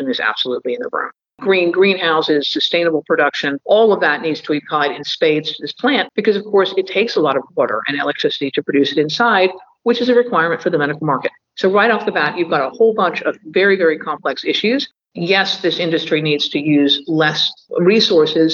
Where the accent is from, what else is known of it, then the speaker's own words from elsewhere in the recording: England, United Kingdom; moved away; I grew up in England when they were just joining Europe